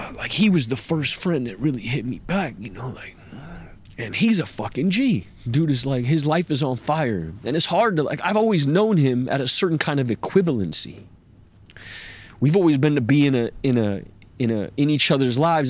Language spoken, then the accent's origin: English; United States; as an American man